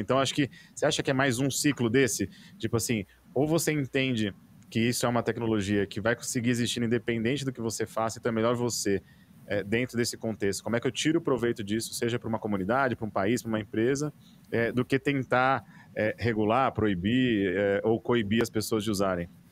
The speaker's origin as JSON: {"language": "Portuguese", "country": "Brazil", "said": "como brasileiro"}